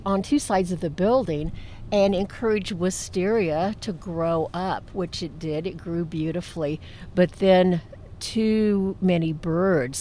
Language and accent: English; Columbus, Indiana, United States; also born or lived in Detroit / West Lafayette; when I returned to Columbus